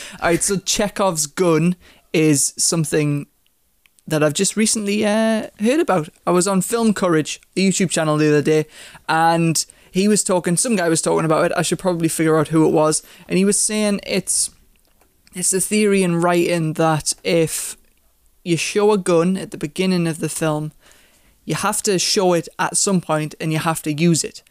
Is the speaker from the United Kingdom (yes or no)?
yes; United Kingdom; As a British person